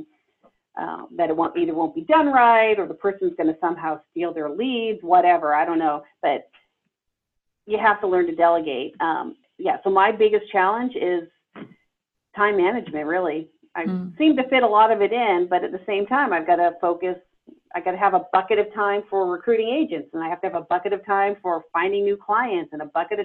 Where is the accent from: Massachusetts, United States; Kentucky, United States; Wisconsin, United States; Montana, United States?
Massachusetts, United States; Boston; now in Redondo Beach, United States; I'm originally from Boston